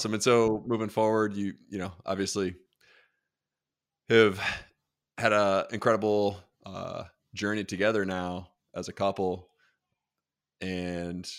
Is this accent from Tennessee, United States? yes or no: no; Dover, Delaware, United States; moved away; Originally from Delaware.